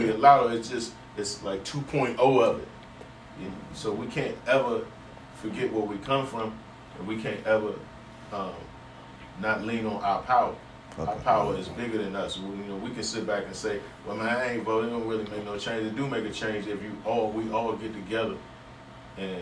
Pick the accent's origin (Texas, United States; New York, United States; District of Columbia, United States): District of Columbia, United States; Washington; also born or lived in California; I was born at DC General Hospital. I moved uptown to Tyler House. We lived in Tyler House for about 5 years. And then we moved to the south side, Minnesota Avenue.